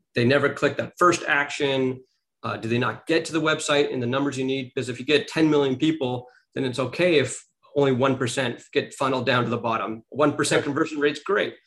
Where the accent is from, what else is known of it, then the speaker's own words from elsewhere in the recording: Beverly Hills, California, United States; I grew up in Beverly Hills, California